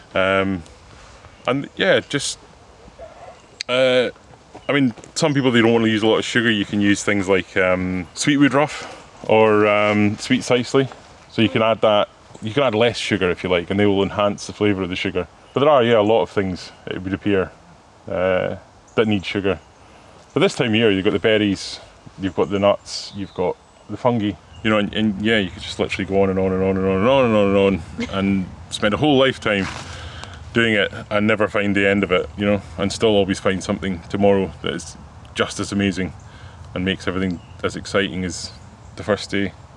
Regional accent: West Highlands of Scotland, United Kingdom; moved away as an adult; also born or lived in Thailand; I grew up in the West Highlands of Scotland

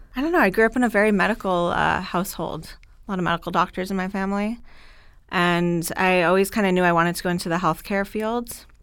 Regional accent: South Florida, United States; also born or lived in Gainesville, Florida / Dallas, Texas; I am from Florida, South Florida

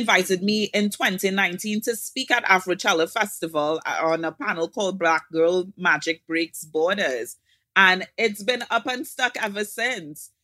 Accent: Trinidad & Tobago; From Trinidad and Tobago

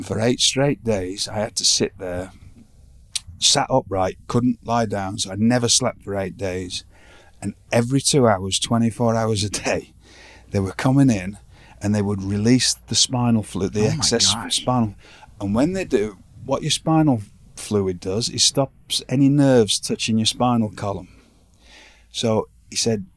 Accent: Blackpool, North West England, United Kingdom; moved away; in my hometown

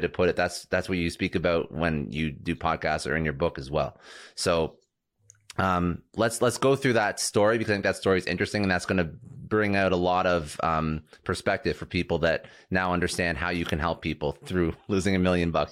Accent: Toronto, Ontario, Canada; moved away; I'm, I'm originally from Toronto

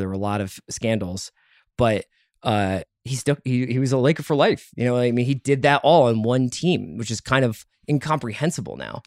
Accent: Philadelphia, Pennsylvania, United States; now in Los Angeles, United States; a Philadelphian

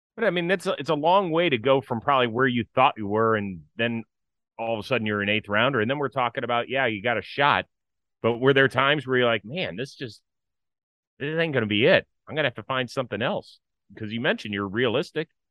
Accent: Cleveland, Ohio, United States; I grew up in Cleveland

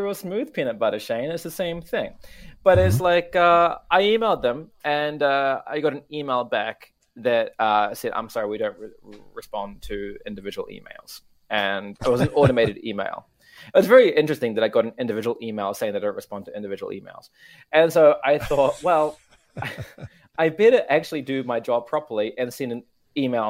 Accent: New Zealand; now in Tokyo, Japan; my hometown

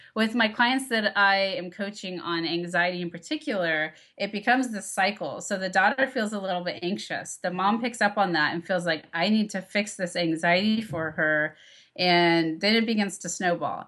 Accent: Texas, United States; moved away; I grew up in Texas, very conservative town

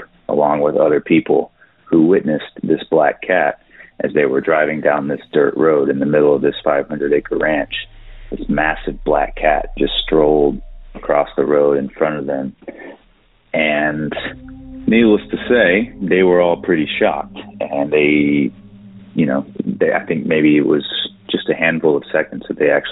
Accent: East Texas, United States; we're all from East Texas

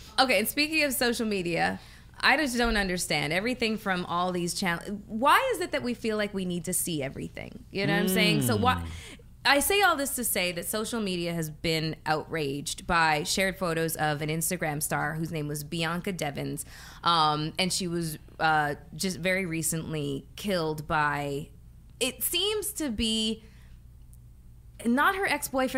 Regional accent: Canada; moved away; I'm Canadian.

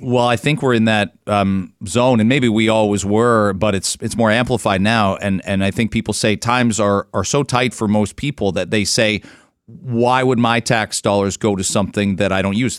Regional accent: outside London, Ontario, Canada; also born or lived in Michigan; now in Ajax, Canada; I grew up outside of London, white kid

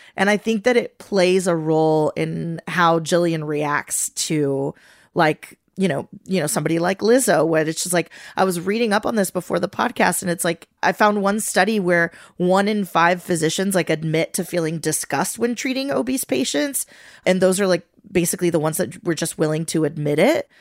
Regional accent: Venezuela; moved away; growing up in Venezuela, my favorite telenovela growing up was called Mi Gorda Bella

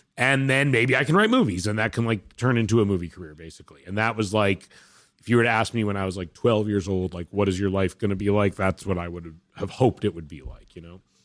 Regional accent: Vancouver, British Columbia, Canada; I'm from Vancouver, where they made movies, not to say it's like I grew up in Hollywood

